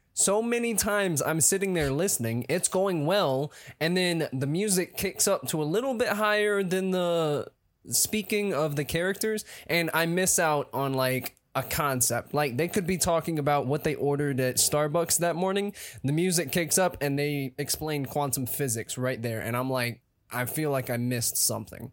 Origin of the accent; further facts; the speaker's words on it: Atlanta, Georgia, United States; I'm an actor from Atlanta, Georgia.